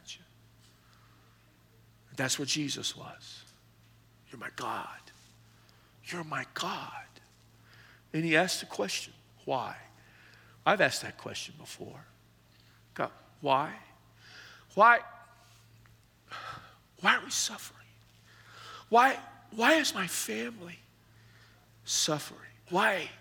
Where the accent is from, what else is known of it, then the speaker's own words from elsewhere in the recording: the Hill Country, South Texas, United States; growing up in South Texas, in the hill country